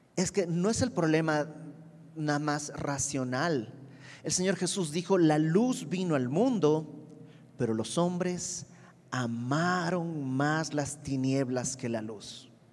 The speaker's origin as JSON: {"language": "Spanish", "country": "Bolivia", "moved": "yes", "lives_now": "Mexico", "said": "yo soy de Bolivia y mis amigos en Bolivia"}